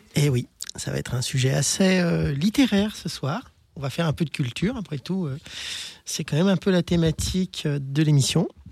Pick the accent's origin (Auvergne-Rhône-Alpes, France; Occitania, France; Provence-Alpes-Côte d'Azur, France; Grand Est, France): Auvergne-Rhône-Alpes, France; Lyon; je suis lyonnaise, donc ben, j'ai fait toute ma transition à Lyon